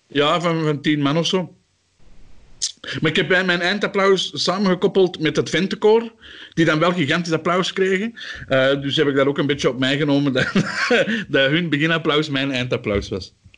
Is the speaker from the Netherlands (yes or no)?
no; Antwerp, Flanders, Belgium; als Antwerpenaar